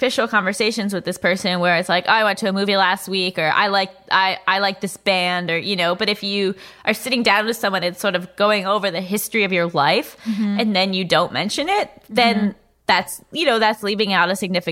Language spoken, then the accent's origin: English; New York, United States; I grew up in New York.